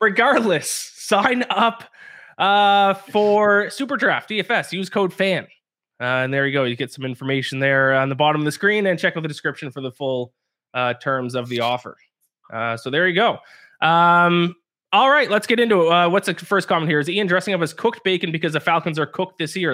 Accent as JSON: {"language": "English", "country": "Canada", "said": "I'm Canadian"}